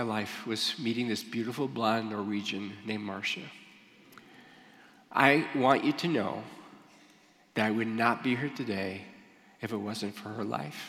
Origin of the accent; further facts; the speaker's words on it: Michigan, United States; moved away as an adult; also born or lived in Ohio; I grew up in Michigan